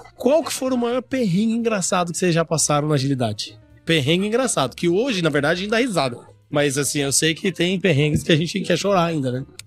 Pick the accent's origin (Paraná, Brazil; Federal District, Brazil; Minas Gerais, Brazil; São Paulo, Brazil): Paraná, Brazil; interior of; eu sou lá do interior do Paraná